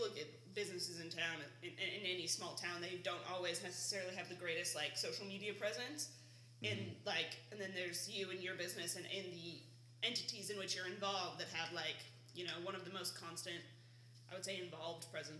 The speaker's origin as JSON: {"language": "English", "region": "California", "country": "United States", "said": "I'm from California and all the people I hang around talk like they're surfers in the 70s."}